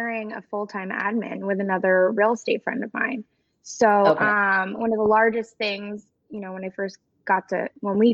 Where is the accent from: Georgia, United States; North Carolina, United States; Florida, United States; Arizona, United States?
Florida, United States; South; also born or lived in Daytona Beach; born and raised in South Florida